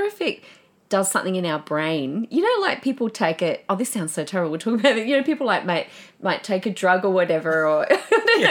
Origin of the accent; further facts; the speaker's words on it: Adelaide, South Australia, Australia; I grew up in Adelaide